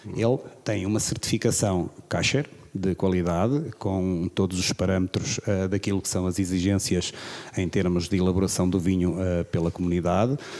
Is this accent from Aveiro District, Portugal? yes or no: no; Figueira de Castelo Rodrigo, Guarda, Portugal; also born or lived in Bairrada / Coimbra; cresci aqui em Figueira de Castelo Rodrigues